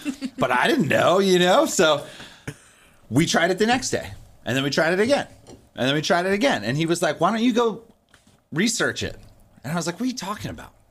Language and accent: English; Virginia, United States; moved away; also born or lived in San Luis Obispo, California; I'm from Virginia, so it felt very like farm focused